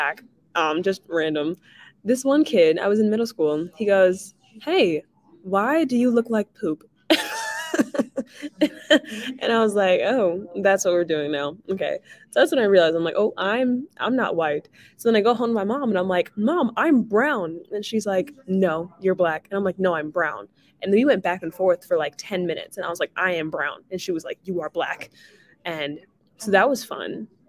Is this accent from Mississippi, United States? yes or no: no; New Jersey, United States; moved away; also born or lived in California / Washington, District of Columbia, United States; I was born in Jersey